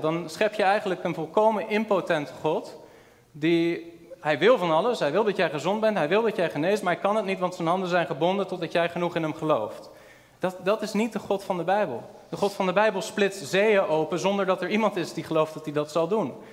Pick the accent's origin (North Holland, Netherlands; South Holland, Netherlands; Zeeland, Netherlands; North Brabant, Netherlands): South Holland, Netherlands; Rotterdam; de kerk waar ik ben opgegroeid was een kleine volle evangelische gemeente in Rotterdam